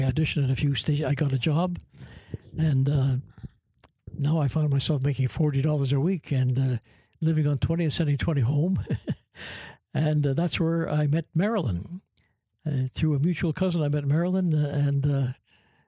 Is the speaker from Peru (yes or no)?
no; Canada; accent: Canadian; moved away as an adult; also born or lived in Toronto; I'm from Canada